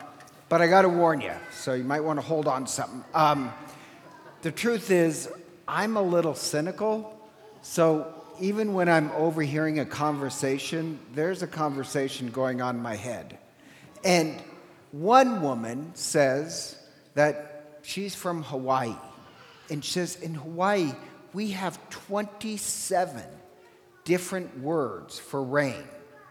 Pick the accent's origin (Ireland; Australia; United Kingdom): Ireland; I'm Irish, and in Gaelic, we don't have a word for sober